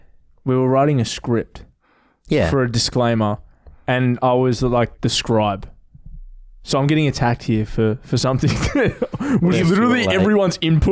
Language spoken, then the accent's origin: English; Melbourne, Victoria, Australia; I've grown up in I've grown up in Melbourne